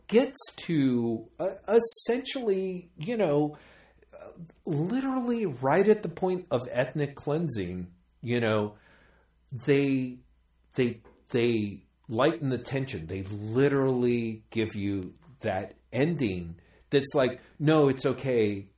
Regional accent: United States; me growing up as an American

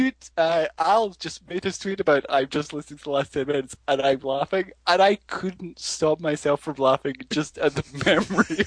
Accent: United Kingdom; As a British male of a certain age

